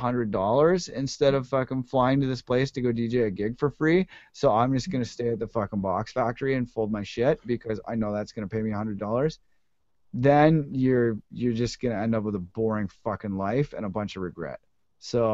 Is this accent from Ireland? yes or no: no; Ottawa, Ontario, Canada; moved away as an adult; now in United States; I grew up in Ottawa, which is not exactly like the crackinest music scene